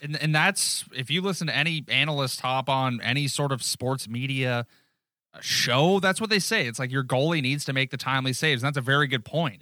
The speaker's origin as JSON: {"language": "English", "town": "Newmarket", "region": "Ontario", "country": "Canada", "said": "We're from Newmarket."}